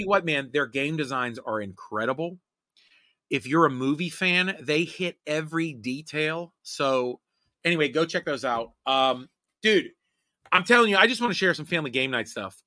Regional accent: Homestead, Pennsylvania, United States; where I lived and grew up in Homestead

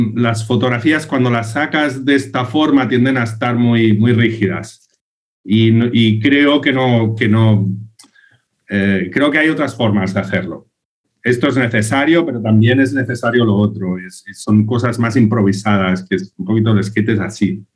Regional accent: Sants, Catalonia, Spain; imagínate de estar aquí en mi pueblo, en Sans

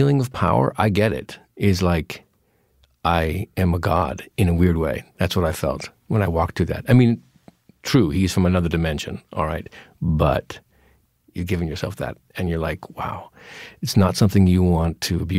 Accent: Yakima, Washington, United States; moved away; I grew up in Yakima. It's Eastern Washington

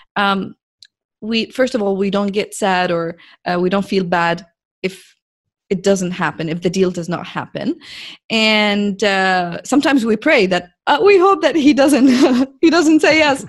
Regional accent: Jordan; now in Saudi Arabia; I'm a girl from Jordan, which is a very, very, very tiny, small country in the Middle East, uh, working now in Saudi Arabia

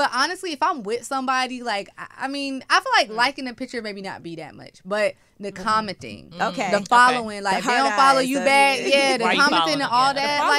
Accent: the South, United States; we're from the South.

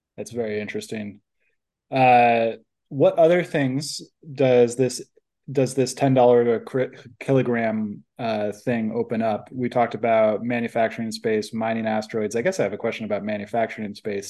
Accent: Silicon Valley, California, United States; I grew up in Silicon Valley in a family that does investment

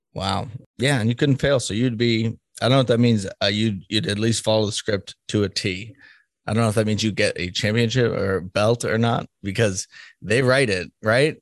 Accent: Boston, Massachusetts, United States; now in Kansas, United States; I'm from Boston, so I know that the difference a little bit living in a Democratic state

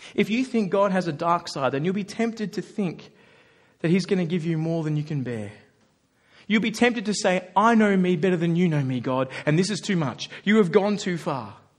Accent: Australia; Have to work hard as an Australian

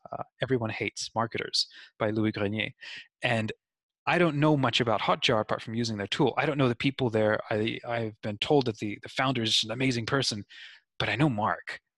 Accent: New Zealand; also born or lived in Australia; I am 31, but in growing up in New Zealand and Australia

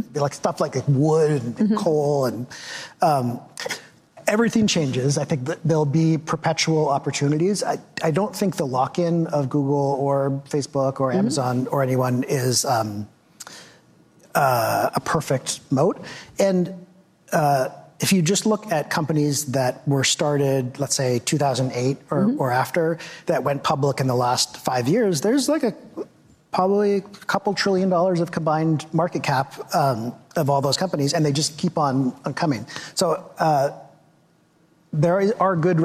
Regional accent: Victoria, British Columbia, Canada; I grew up in Victoria, British Columbia, which is very provincial

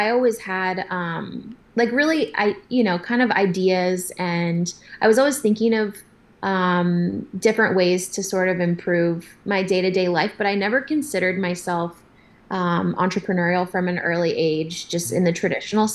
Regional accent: San Diego, California, United States; I grew up in Southern California, in San Diego

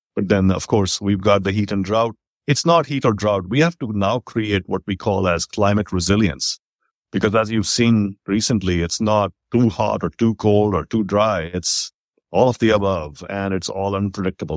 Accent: India; now in Texas, United States; I grew up in India in those times

